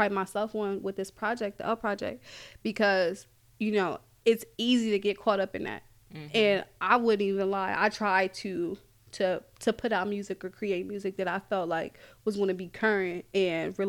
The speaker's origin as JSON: {"language": "English", "town": "Columbus", "region": "Ohio", "country": "United States", "said": "I am from Columbus"}